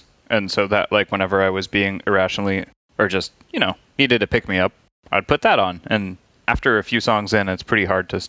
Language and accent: English; United States; As an American